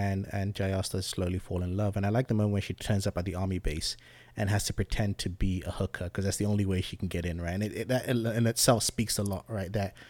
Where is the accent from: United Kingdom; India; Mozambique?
United Kingdom; England; also born or lived in Zambia; now in United States; I was born in Zambia in Southern Africa, moved to England when I was younger and came to America.